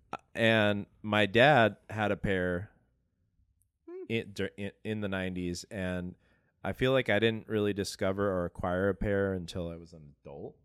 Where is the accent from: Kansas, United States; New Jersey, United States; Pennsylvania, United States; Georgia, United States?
Georgia, United States; Atlanta; I grew up in Atlanta